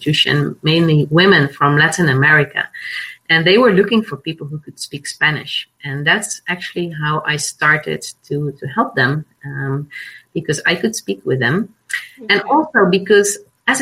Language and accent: English; Netherlands; I'm Dutch. I was born and raised in the Netherlands on a small island